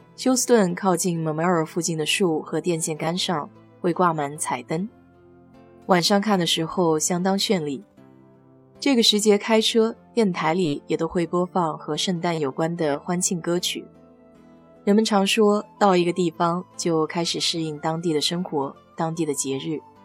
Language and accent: Chinese; China; now in United States; 我们中国人